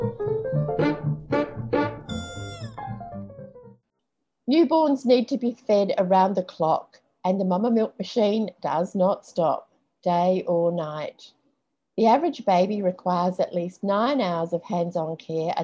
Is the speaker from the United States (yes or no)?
no; New Zealand; moved away; also born or lived in Australia; I'm actually originally from New Zealand, moved back to New Zealand when my first baby was about 9 months